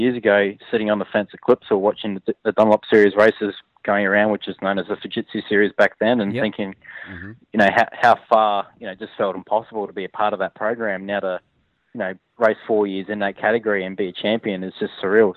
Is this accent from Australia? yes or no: yes; Adelaide, South Australia, Australia; growing up in Adelaide as a kid.